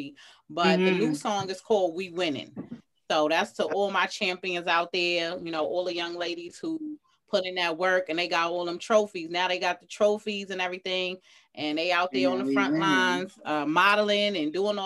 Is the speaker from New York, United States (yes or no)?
yes; New York City, New York, United States; I'm from Atlantic Towers, you know, Atlantic and Rockaway. I'm from all that hood down the way, Brownsville. I went to school in the style